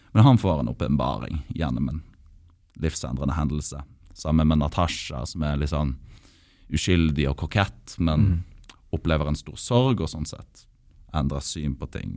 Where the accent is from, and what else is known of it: Norway